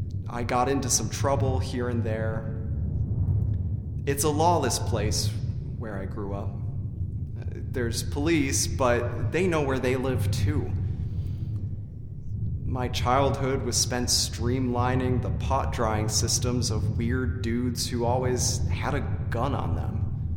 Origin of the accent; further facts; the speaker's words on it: California, United States; Let me tell you where I'm really from. I'm from Humboldt County, California. It's 4,000 square miles of dense forests that are filled, and I mean filled, with illegal, paranoid, violent pot farmers.